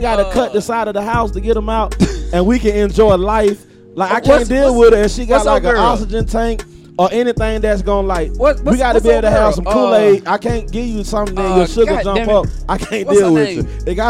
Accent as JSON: {"language": "English", "region": "the South", "country": "United States", "said": "Because I'm from the South."}